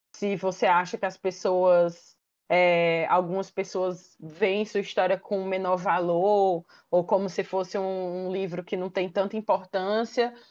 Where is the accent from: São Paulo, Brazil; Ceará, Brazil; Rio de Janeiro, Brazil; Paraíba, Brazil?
Ceará, Brazil; Fortaleza; sou de Fortaleza, então eu torço aqui pro Fortaleza maior do estado